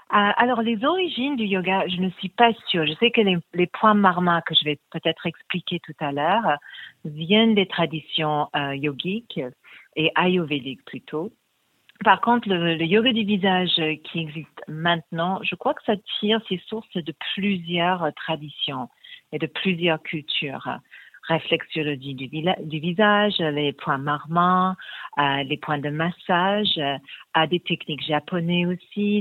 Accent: England, United Kingdom; moved away; Je suis anglaise d'origine

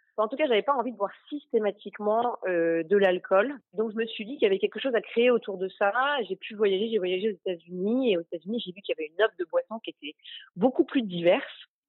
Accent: Normandy, France; J'ai grandi en Normandie

